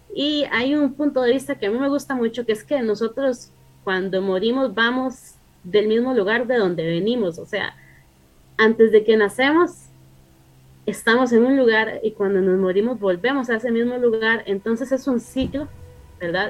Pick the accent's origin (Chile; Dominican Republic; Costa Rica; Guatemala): Costa Rica; mi familia viene de México, solo que yo nací aquí en Costa Rica